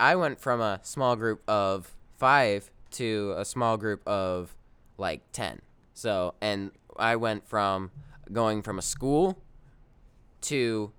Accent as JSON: {"language": "English", "town": "Wilmington", "region": "North Carolina", "country": "United States", "tie": "born there", "said": "I was born in Wilmington, North Carolina"}